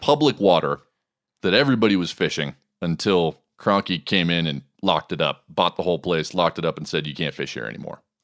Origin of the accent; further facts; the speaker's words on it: Montana, United States; my home state of Montana